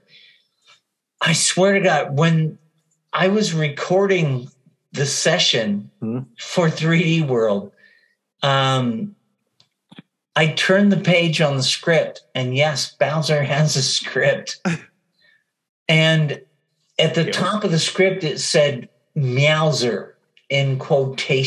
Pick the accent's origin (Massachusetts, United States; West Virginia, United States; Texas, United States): Texas, United States; I grew up in Texas